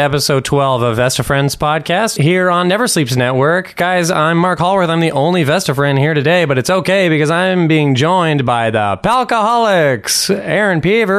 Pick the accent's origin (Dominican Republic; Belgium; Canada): Belgium; moved away; I'm from Belgium